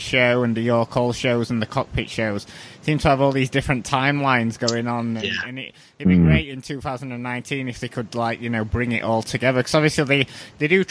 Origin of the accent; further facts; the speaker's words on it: United Kingdom; we're all British